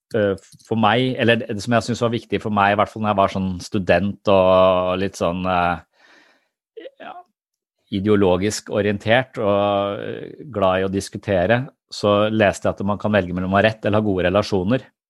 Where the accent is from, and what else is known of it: Tønsberg, Vestfold, Norway